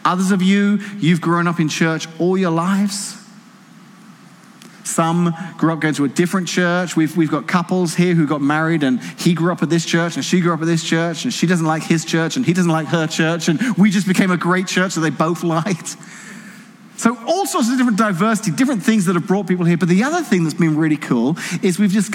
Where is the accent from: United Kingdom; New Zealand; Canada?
United Kingdom; England; now in Washington, United States; Didn't grow up here, grew up in England, but married Casey, live here now